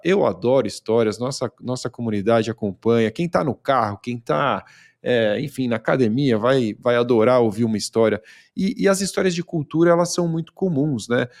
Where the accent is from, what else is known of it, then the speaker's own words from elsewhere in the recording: Brazil; accent: Brazilian; eu me preocupava muito com o meu sotaque, né, de brasileiro